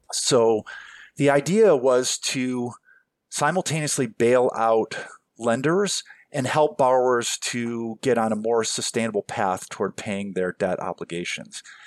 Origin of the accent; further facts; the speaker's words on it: Cleveland, Ohio, United States; my hometown